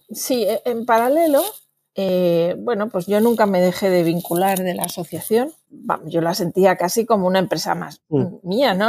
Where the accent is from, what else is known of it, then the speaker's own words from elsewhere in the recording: Madrid, Community of Madrid, Spain; moved away as an adult; now in Barcelona, Spain; yo soy de Madrid